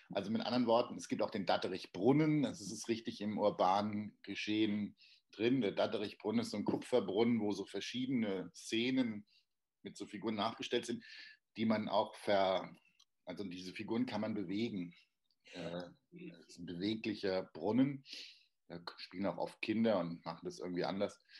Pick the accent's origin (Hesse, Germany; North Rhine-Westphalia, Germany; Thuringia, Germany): Hesse, Germany; Darmstadt; also born or lived in Cologne; ich komme aus Darmstadt. Das ist auch das, wo ich da jetzt gerade spreche oder labere, wie man da auch Sache tät. Und ah ich bin allerdings, muss ich dazu sagen, in Köln geboren.